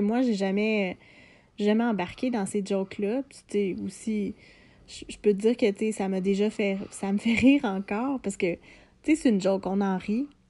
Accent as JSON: {"language": "French", "area": "Lanaudière", "region": "Quebec", "country": "Canada", "tie": "born or raised there", "said": "j'ai grandi en région, euh, je viens de Lanaudière"}